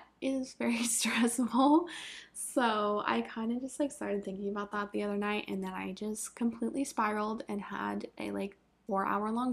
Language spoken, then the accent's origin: English; Vermont, United States; moved away; I'm from Vermont, and the hottest it gets there is like, we'll maybe have like one day a year that it hits like 85